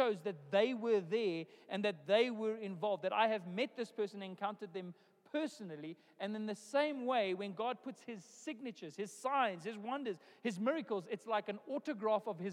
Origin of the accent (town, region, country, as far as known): South Africa; born or raised there